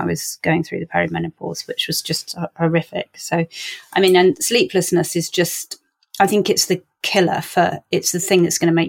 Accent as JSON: {"language": "English", "area": "Cornwall", "region": "South West England", "country": "United Kingdom", "said": "I'm from Cornwall."}